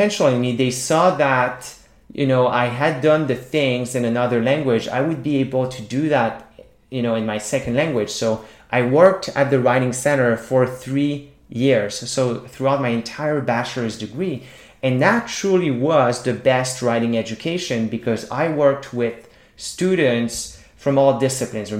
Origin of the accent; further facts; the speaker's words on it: a small town in Quebec, Canada; first language French; English is a second language; I grew up in a small town in Quebec speaking French. So my first language is French